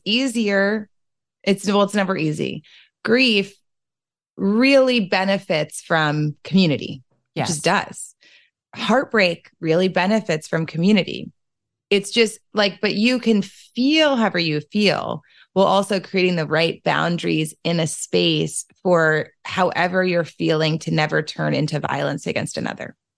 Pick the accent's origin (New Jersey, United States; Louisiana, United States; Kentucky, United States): Louisiana, United States; New Orleans; I'm from New Orleans.